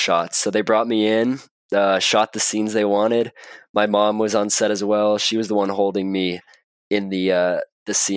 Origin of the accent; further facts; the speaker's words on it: Marin, California, United States; I was born up in Marin